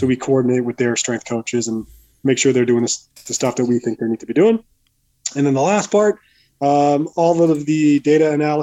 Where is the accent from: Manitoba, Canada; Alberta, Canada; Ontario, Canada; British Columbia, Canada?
Manitoba, Canada; Winnipeg; moved away as an adult; also born or lived in Montreal; now in New Jersey, United States; I grew up in Winnipeg, born and raised in Winnipeg. Lived there for most of my life anyway.